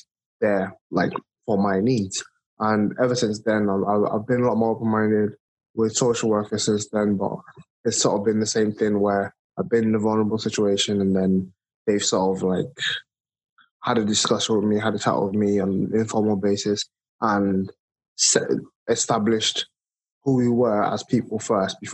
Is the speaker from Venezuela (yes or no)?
no; Nigeria; moved away as an adult; now in United Kingdom; I was born and raised in Nigeria, moved to the UK. This is just over a decade ago.